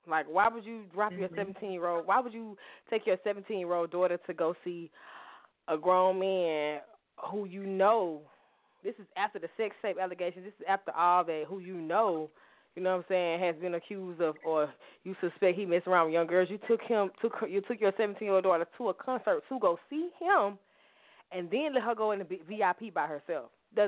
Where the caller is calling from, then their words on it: Atlanta, Georgia, United States; I am calling from Atlanta, Georgia.